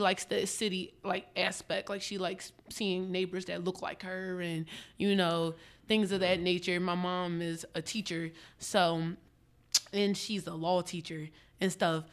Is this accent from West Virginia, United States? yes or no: no; Upper Darby, Pennsylvania, United States; also born or lived in West Philadelphia, Pennsylvania; I was raised in Upper Darby my whole life